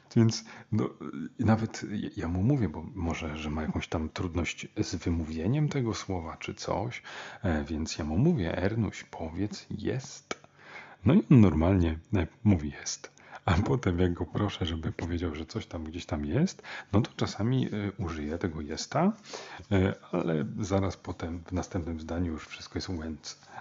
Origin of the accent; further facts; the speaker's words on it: Warsaw, Masovian Voivodeship, Poland; taki jestem e, warszawiak